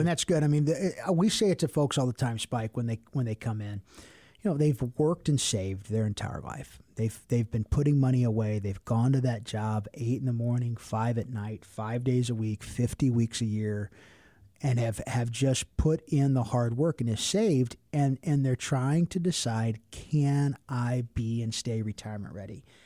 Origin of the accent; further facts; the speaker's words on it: Cincinnati, Ohio, United States; I'm from Cincinnati